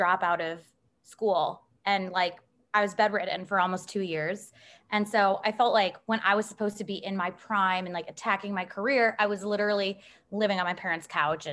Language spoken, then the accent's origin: English; Chicago, Illinois, United States; moved away as an adult; also born or lived in East Coast, United States; now in Nashville, United States; I'm from Chicago, and I spent undergrad and grad school out east